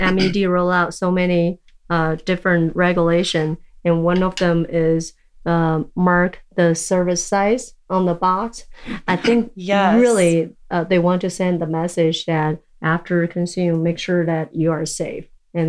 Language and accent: English; China; born there; English is a second language; I guess I was born in China and grow up in so many different countries.